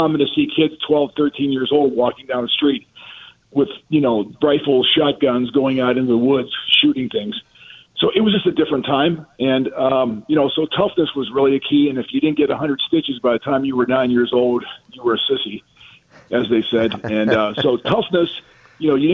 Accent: Western Pennsylvania, United States; moved away; growing up in Western Pennsylvania, same place Mike Ditka grew up

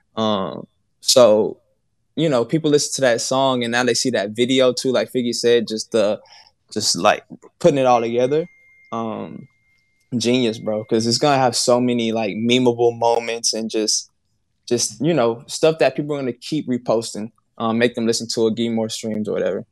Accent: Houston, Texas, United States; I'm from Houston

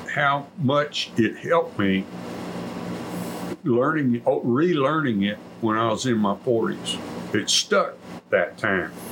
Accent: Colorado County, Texas, United States; I am from Colorado County, grew up in the northern part

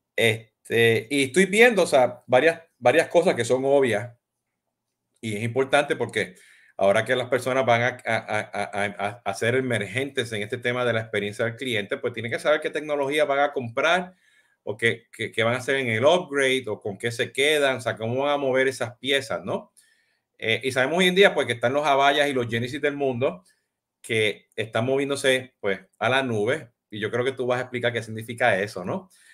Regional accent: Puerto Rico; como buen puertorriqueño

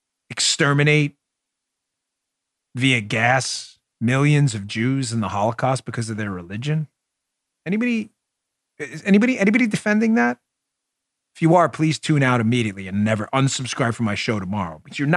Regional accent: United States; I don't even know what it is because I grew up in American culture.

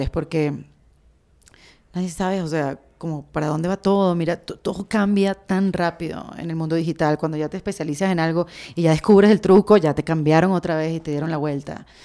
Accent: Venezuela; Como venezolana escucho muchas cosas de López Obrador.

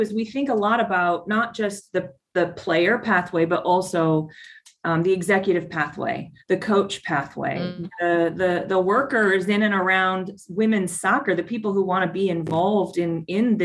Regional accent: Tucson, Arizona, United States; FC Tucson. That's my hometown

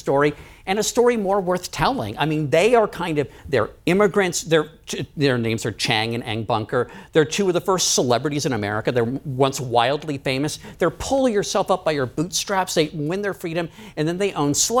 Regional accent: D.C., District of Columbia, United States; I grew up outside of Washington, D.C.

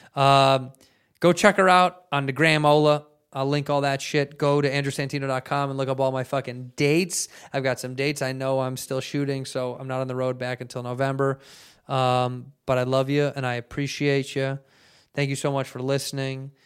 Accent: United States; I'm American

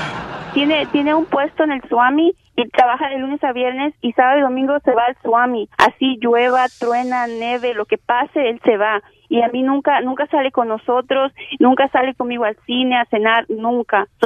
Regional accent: Mexico; yo soy de México

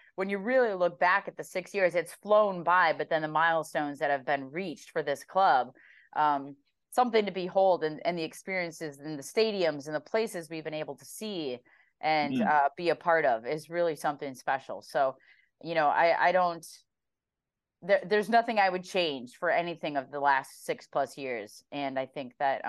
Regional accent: Minnesota, United States; as a Minnesotan

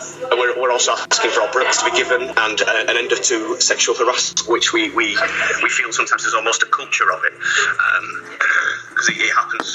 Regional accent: Scarborough, Yorkshire and the Humber, United Kingdom; now in Cambridge, United Kingdom

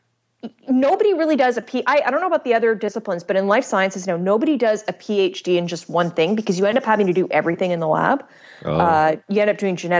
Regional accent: Canada; I'm Canadian

